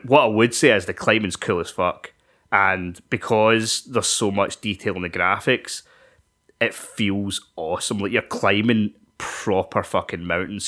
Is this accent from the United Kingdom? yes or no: yes; Scotland, United Kingdom; we're Scottish